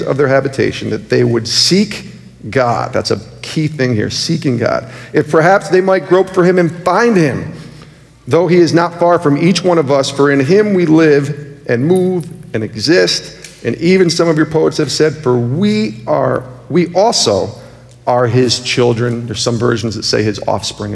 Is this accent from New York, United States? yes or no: yes; Albany, New York, United States; also born or lived in Rochester, New York; now in Connecticut, United States; I'm from Albany, New York.